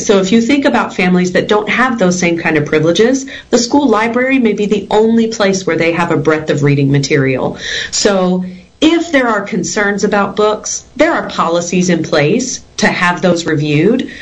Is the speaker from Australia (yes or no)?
no; Texas, United States; I grew up in Texas. I'm a homegrown Texan